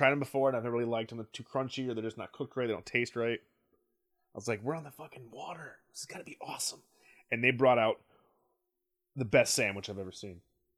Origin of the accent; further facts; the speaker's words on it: Wisconsin, United States; Asked the guy behind the counter, hey man, I'm from Wisconsin.